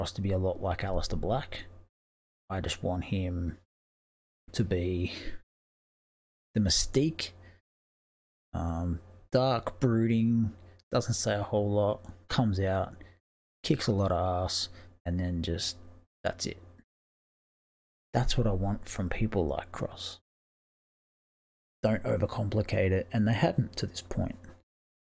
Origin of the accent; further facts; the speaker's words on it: Australia; as an Australian